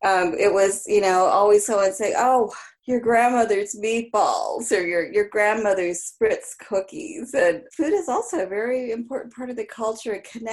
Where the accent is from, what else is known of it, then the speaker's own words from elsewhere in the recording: Seattle, Washington, United States; I was born in Seattle. I'm one of the few natives that's still here, minority. And I grew up here. That's where I got most of my schooling.